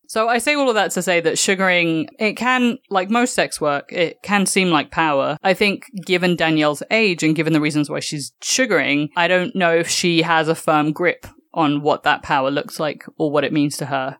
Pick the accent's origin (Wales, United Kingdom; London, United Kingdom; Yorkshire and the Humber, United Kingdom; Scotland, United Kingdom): London, United Kingdom; moved away as an adult; now in New York, United States; me being a Londoner